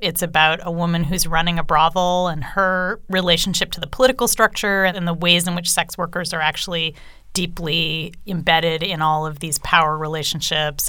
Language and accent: English; California, United States; I grew up in California